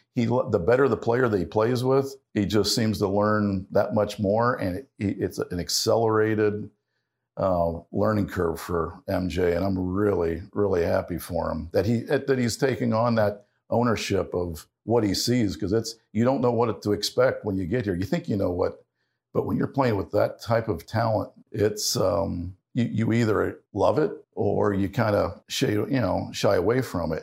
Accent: Ohio, United States; growing up in Ohio

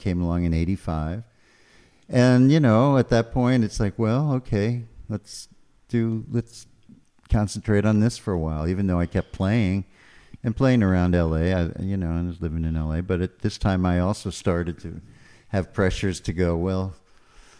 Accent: New York City, New York, United States; moved away as an adult; also born or lived in Burbank, California / Los Angeles; now in Nashville, United States; the house I grew up in Queens.

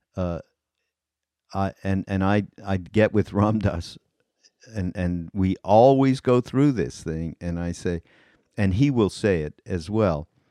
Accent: Canada; moved away; I'm Canadian

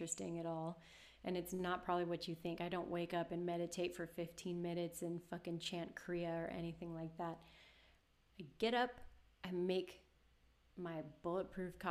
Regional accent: Los Angeles, California, United States; moved away; this is my hometown

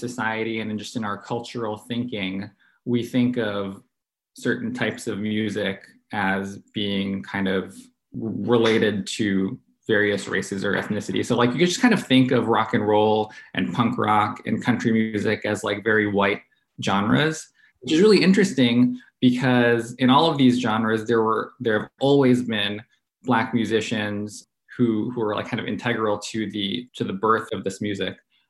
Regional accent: San Francisco, California, United States; now in Atlanta, United States; No, what drew me to this scene was I moved to Atlanta from San Francisco.

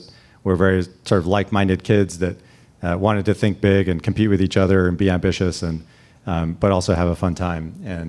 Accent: Salinas, California, United States; Even growing up in Salinas, we spent a lot of time going to, you know, the Stanford-Berkeley football game every year.

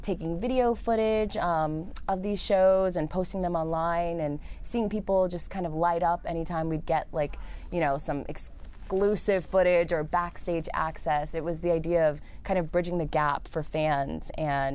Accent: New York City, New York, United States; also born or lived in Harlem, New York City; Native New Yorker through and through. I was born and raised in the Bronx, in the boogie down Bronx.

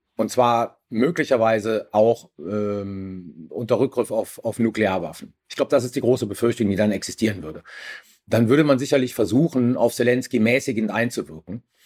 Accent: Germany; wir als Deutsche

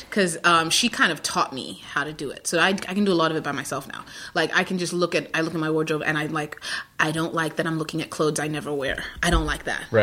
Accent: New York, United States; I'm a New Yorker too, so I'm like, but I, I still think 19, 1920s is an old ass building.

